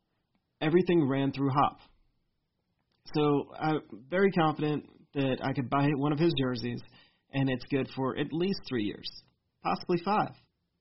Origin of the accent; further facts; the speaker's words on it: Texas, United States; I'm a Texan, like, regardless of this.